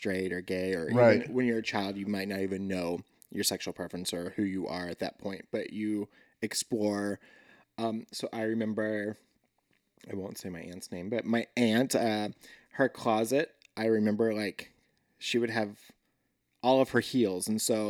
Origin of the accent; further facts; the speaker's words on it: Linwood, Kansas, United States; Yeah. Right outside of Lawrence.